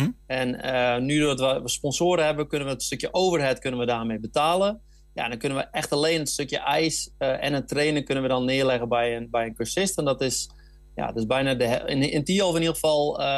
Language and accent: Dutch; Netherlands; wij als Nederlanders